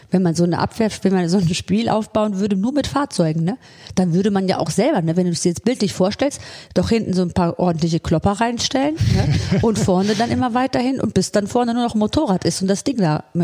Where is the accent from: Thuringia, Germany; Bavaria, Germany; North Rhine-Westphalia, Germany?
North Rhine-Westphalia, Germany; Solingen; Aus Solingen, äh, ja. Ich bin ja aus Solingen